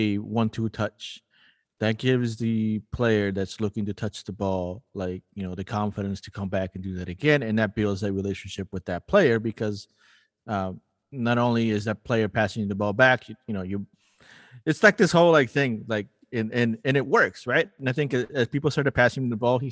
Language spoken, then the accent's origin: English; Lima, Peru; now in St. Paul, United States; I'm a city kid and I grew up in Lima as a city kid